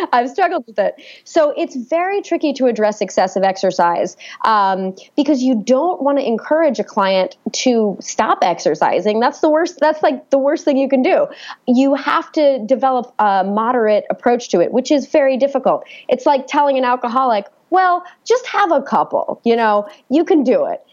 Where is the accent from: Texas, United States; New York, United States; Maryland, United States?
New York, United States; New York City; I was born and raised in New York City